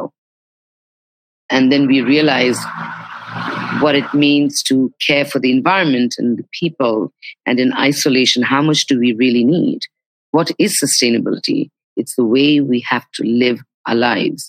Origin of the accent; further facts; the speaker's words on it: India; moved away as an adult; also born or lived in Nepal / Mumbai, India; now in Bali, Indonesia; I'm Nepalese by my provenance and legacy, and I grew up in India, and now I live in Bali, Indonesia